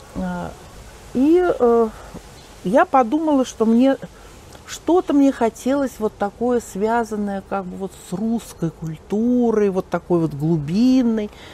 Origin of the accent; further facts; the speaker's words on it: Moscow, Russia; also born or lived in Kamyshevatskaya, Krasnodar Krai (summers); родилась-то я в Москве